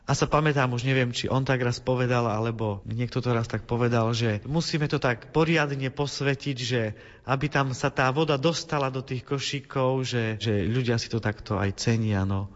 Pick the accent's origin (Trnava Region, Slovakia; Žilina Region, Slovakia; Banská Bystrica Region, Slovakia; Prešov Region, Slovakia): Prešov Region, Slovakia; Prešov; now in Bratislava, Slovakia; ja pochádzam z východného Slovenska, z Prešova, tam som sa narodil